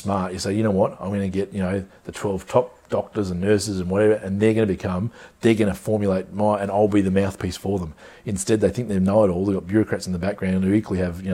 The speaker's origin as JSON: {"language": "English", "region": "country Victoria", "country": "Australia", "tie": "born or raised there", "also_born_or_lived": "Darwin, Australia", "moved": "as an adult", "lives_now": "Queensland, Australia", "said": "I was born in Darwin, actually, but so I was raised in country Victoria"}